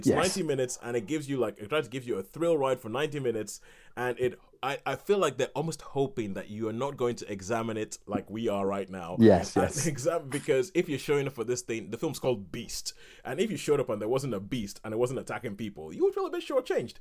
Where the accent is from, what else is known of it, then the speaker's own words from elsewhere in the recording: Nigeria; growing up in Nigeria and watching American films